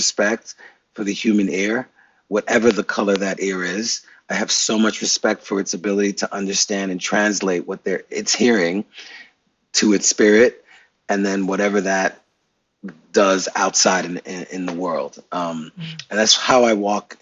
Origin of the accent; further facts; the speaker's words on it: New York City, New York, United States; I'm from Brooklyn, New York